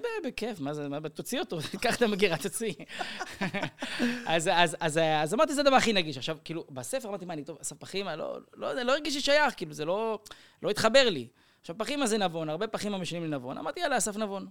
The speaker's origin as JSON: {"language": "Hebrew", "town": "Kiryat Gat", "region": "Southern District", "country": "Israel", "tie": "born or raised there", "moved": "yes", "said": "אצלנו היו בקריית גת"}